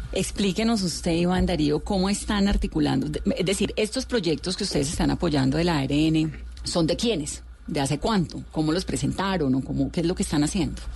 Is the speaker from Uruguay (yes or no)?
no; Colombia; uno se hace como colombiano y como periodista